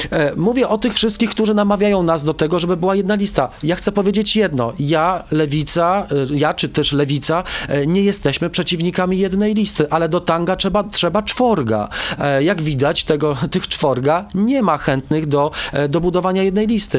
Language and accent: Polish; Stalowa Wola, Subcarpathian Voivodeship, Poland; ja urodziłem się w Stalowej Woli na Podkarpaciu